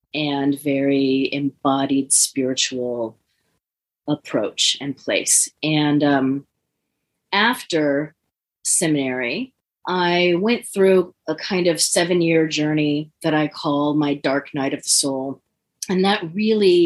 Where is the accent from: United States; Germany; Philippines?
United States; San Francisco Bay Area, California; I grew up in the San Francisco Bay Area